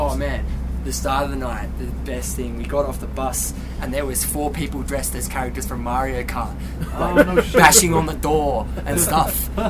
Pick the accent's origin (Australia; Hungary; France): Australia; Perth, Western Australia; I'm from Perth.